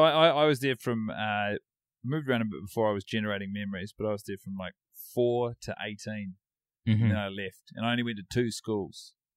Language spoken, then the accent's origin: English; Christchurch, Canterbury, New Zealand; I grew up in Christchurch, New Zealand.